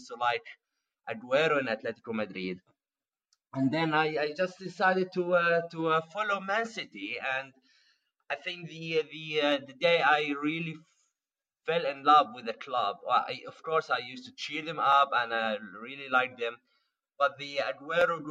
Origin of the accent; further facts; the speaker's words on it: Palestine; moved away as an adult; now in Amsterdam, Netherlands; I am originally Palestinian, and I moved to the Netherlands 5 years ago